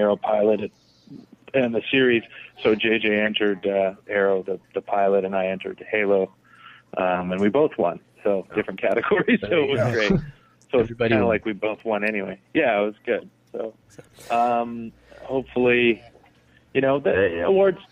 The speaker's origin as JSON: {"language": "English", "country": "Canada", "said": "I'm Canadian"}